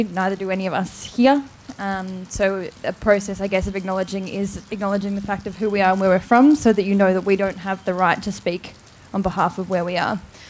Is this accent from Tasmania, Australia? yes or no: yes; Tasmania, Australia; I'm a Palawa Plingbarina Trawai woman from Tasmania. So my country's the northeast of Tasmania.